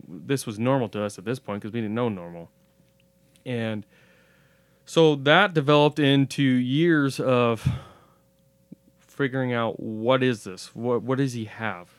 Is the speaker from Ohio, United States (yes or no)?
no; Pendleton, Oregon, United States; born or raised there